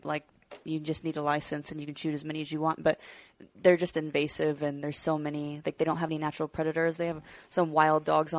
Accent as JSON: {"language": "English", "region": "Washington", "country": "United States", "moved": "as an adult", "lives_now": "Nebraska, United States", "said": "I actually have only lived there for 5 years. I'm originally from Washington."}